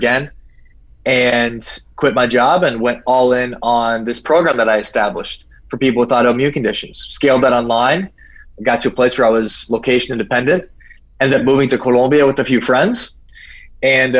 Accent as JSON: {"language": "English", "region": "South Dakota", "country": "United States", "tie": "born or raised there", "also_born_or_lived": "Scottsdale, Arizona", "moved": "as an adult", "lives_now": "Rio de Janeiro, Brazil", "said": "I was a kid from South Dakota"}